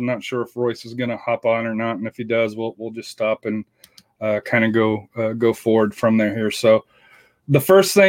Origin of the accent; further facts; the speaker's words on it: Colorado, United States; now in Texas, United States; I'm from Colorado.